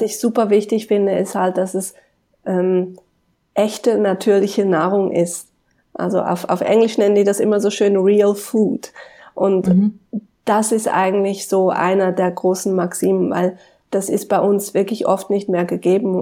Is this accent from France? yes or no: no; Switzerland; bei uns in der Schweiz